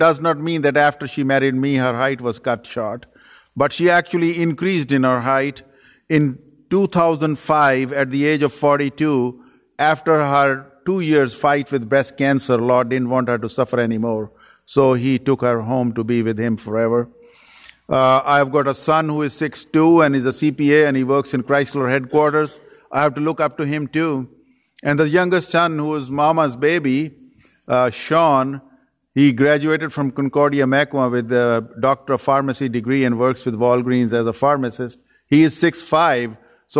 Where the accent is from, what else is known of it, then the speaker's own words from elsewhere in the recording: Pakistan; moved away as an adult; also born or lived in Saudi Arabia / Dearborn, Michigan; now in United States; I was born and raised in Pakistan